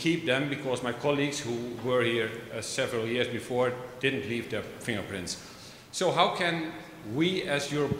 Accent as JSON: {"language": "English", "country": "Netherlands", "said": "I'm from the Netherlands."}